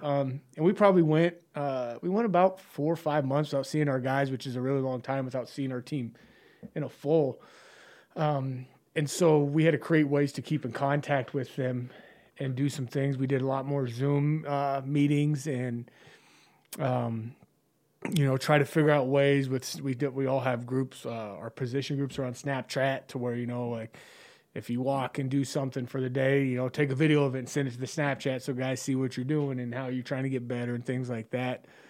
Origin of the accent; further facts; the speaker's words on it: Chadron, Nebraska, United States; growing up in Shattern